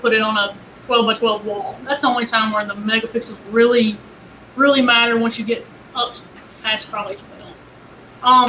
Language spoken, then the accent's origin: English; Kentucky, United States; I'm from Kentucky.